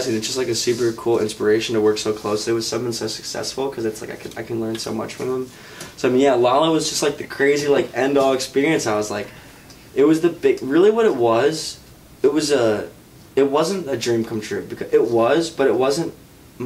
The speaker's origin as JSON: {"language": "English", "town": "Chicago", "region": "Illinois", "country": "United States", "said": "I was from Chicago"}